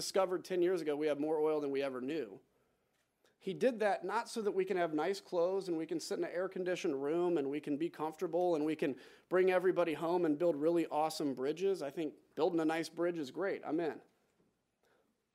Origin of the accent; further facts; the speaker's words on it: Illinois, United States; I'm from Illinois